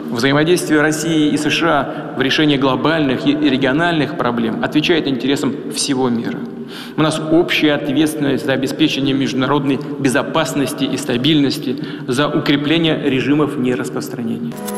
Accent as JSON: {"language": "Dutch", "country": "Russia", "second_language": "Dutch", "moved": "as an adult", "lives_now": "Belgium", "said": "bij ons in Rusland"}